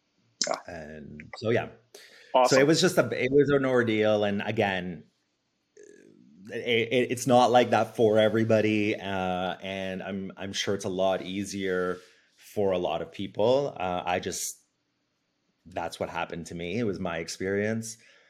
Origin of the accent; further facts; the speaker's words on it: Italy; born there; so I was born in Italy to a Canadian mom.